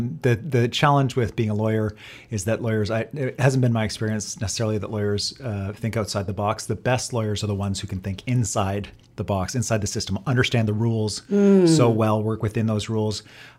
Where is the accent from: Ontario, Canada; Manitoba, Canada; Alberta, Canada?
Ontario, Canada; Kitchener; also born or lived in Etobicoke; now in British Columbia, Canada; And I grew up in a town in southwestern Ontario called Kitchener, Ontario.